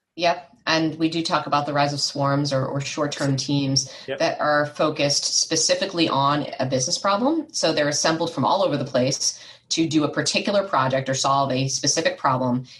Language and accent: English; United States; I was growing up outside of Washington, D.C., in the States